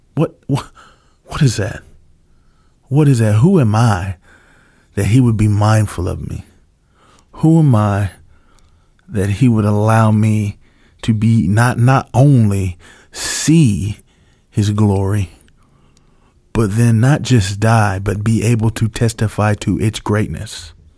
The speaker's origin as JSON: {"language": "English", "country": "United States", "said": "as an American"}